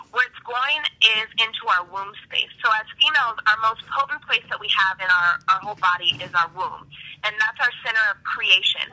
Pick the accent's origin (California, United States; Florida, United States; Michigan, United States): California, United States; moved away as an adult; now in Atlanta, United States; I'm from California. I moved to Atlanta about a year and a half, and I'm back in California doing some business.